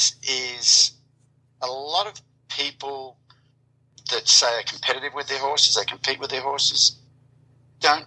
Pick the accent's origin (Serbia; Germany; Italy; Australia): Australia; moved away as an adult; now in United States; born in Australia, grew up on a 1,200-acre sheep and wheat farm there, rode horses as a kid, came to America in 1990